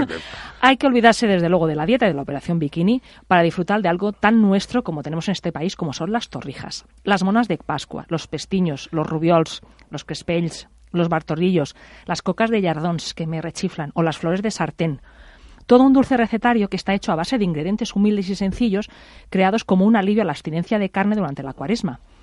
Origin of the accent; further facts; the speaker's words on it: Pollença, Balearic Islands, Spain; now in Madrid, Spain; en mi pueblo, en Pollensa